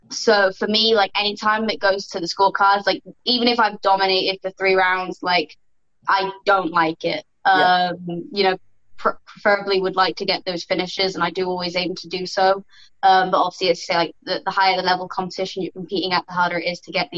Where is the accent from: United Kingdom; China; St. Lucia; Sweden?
United Kingdom; I'm British